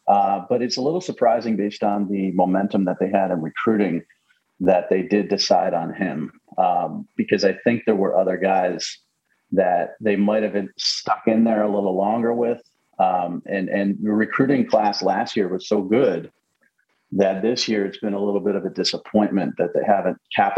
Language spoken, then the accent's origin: English; Connecticut, United States; not hometown, but home state of Connecticut.